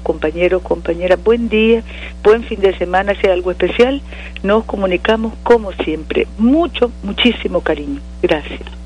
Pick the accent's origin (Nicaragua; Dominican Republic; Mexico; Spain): Nicaragua; nuestra Nicaragua